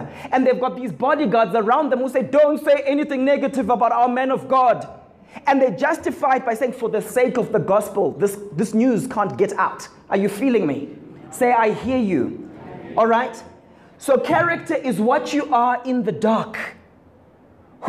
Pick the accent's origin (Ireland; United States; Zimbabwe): Zimbabwe; growing up in Zim